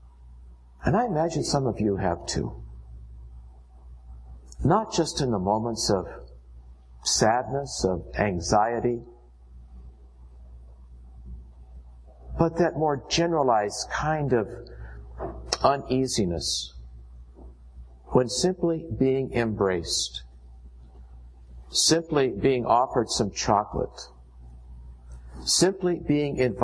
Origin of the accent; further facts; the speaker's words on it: United States